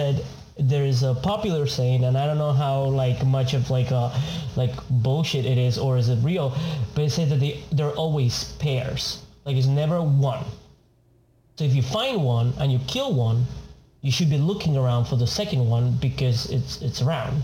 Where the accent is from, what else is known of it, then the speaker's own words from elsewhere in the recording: Argentina; moved away; I'm from Argentina